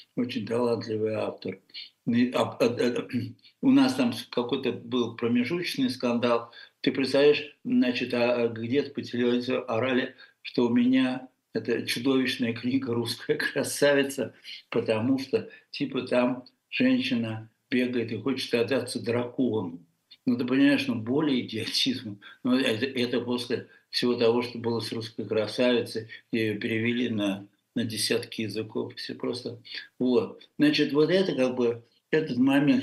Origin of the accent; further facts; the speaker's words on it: Russia; moved away as an adult; мы все в России воспитаны на французском